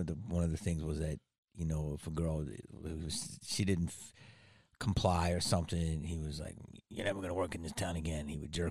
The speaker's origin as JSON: {"language": "English", "town": "Philadelphia", "region": "Pennsylvania", "country": "United States", "tie": "born or raised there", "moved": "yes", "said": "I'm from Philly"}